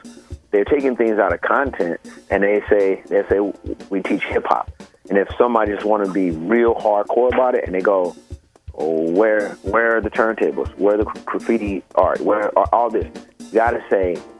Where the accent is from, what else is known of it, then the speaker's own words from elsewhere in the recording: West Coast, United States; I'm from the West Coast